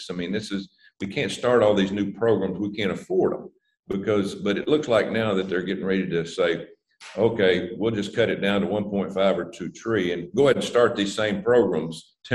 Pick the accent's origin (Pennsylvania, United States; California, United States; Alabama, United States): Alabama, United States; I sit down with uh, uh, uh Shelby, uh, Senator Shelby from my home